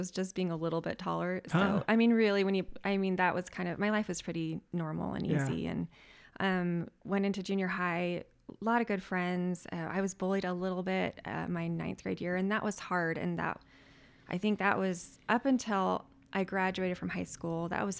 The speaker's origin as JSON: {"language": "English", "town": "South Jordan", "region": "Utah", "country": "United States", "lives_now": "North Salt Lake, United States", "said": "I'm from South Jordan."}